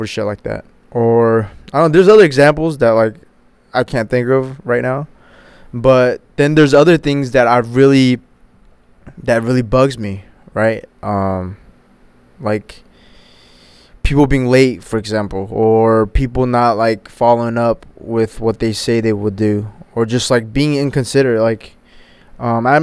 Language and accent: English; United States; hitting my teenage years and growing up in the States